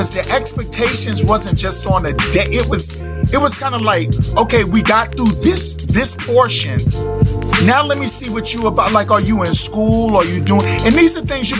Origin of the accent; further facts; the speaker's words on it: New York City, New York, United States; I'm a New Yorker.